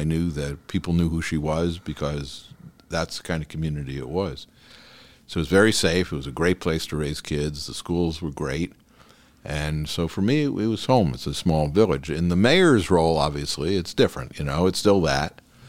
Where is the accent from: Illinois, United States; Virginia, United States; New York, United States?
New York, United States; now in Beverly Hills, United States; I came from New York. I came to California in 1982. Beverly Hills in 94.